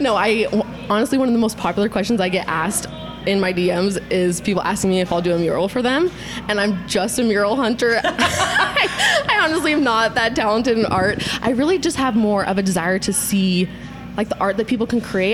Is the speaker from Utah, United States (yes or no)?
yes; Utah, United States; Born and raised in Utah, love it here